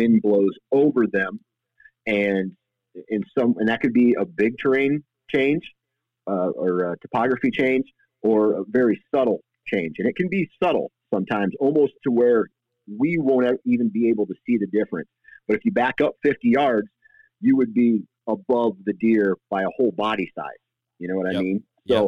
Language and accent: English; Iowa, United States; and I am from Iowa, so I usually hunt a big